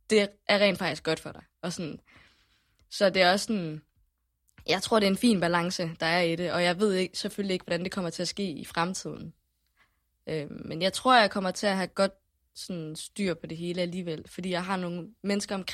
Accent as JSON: {"language": "Danish", "region": "Jutland", "country": "Denmark", "said": "Specielt når du kommer som jyde, ikke?"}